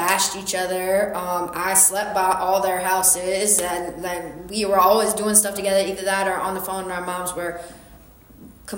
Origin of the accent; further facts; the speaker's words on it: Harahan, Louisiana, United States; where I grew up in Harahan, we just had black people and white people